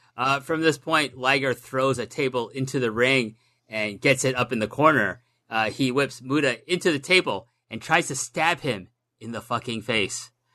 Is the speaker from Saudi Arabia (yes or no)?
no; Canada; we're Canadian